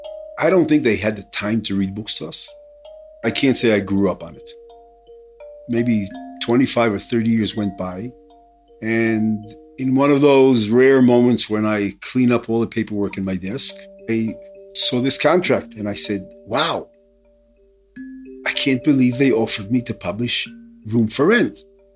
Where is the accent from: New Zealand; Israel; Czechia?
Israel; Although I grew up in Israel, I was born here, I was born to an American father and a Czech mother.